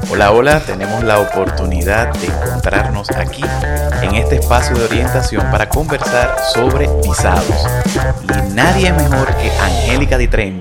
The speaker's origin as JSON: {"language": "Spanish", "country": "Dominican Republic", "said": "yo como dominicano, tengo que buscar una visa para irme en un programa a Europa"}